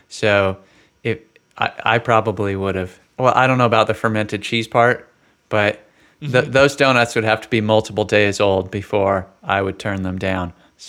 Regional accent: West Coast, United States; now in St. Louis, United States; So, you all know I came from the West Coast, so I've been in St. Louis now for about 3 years.

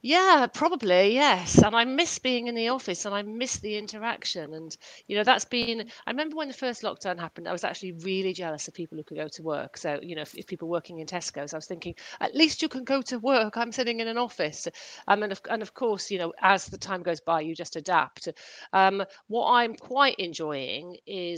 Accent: Welsh, Wales, United Kingdom; now in London, United Kingdom; I'm Welsh by background

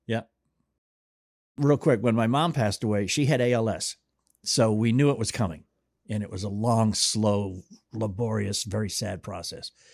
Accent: Boston, Massachusetts, United States; I grew up in Boston too

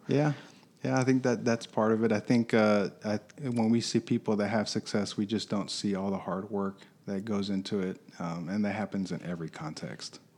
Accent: Michigan, United States; also born or lived in Chicago, Illinois; I was born in Chicago, but was raised in Michigan

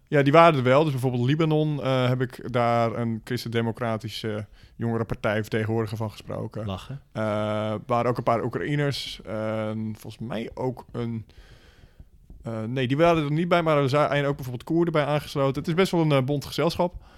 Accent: Netherlands; als Nederlanders

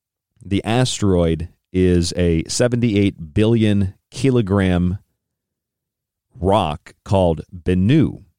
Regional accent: Central Florida, United States; I'm from Central Florida.

